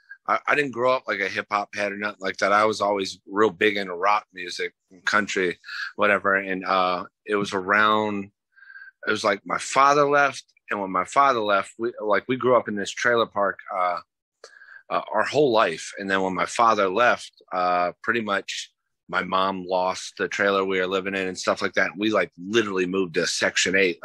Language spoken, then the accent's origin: English; Lakeland, Florida, United States; also born or lived in Michigan; I'm from Florida. I was raised in Polk County, Lakeland. Born in Michigan, but I've been raised